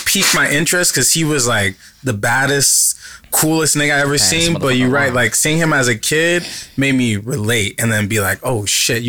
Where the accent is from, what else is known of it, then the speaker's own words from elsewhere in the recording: Los Angeles, California, United States; moved away as an adult; also born or lived in Washington State; now in Atlanta, United States; Yeah I lived in Los Angeles pretty much my whole life.